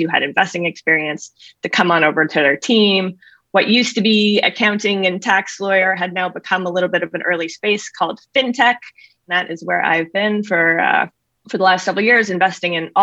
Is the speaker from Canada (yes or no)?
yes; Canada; moved away as an adult; also born or lived in California; I grew up in Canada, grew up doing our family finances.